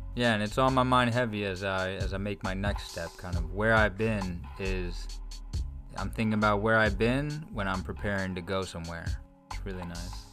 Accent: New Jersey, United States; moved away as an adult; I'm from near Philadelphia, I'm from South Jersey

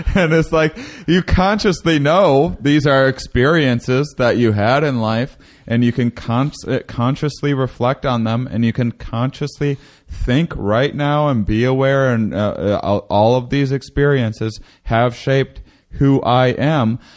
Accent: Wisconsin, United States; I grew up in Wisconsin

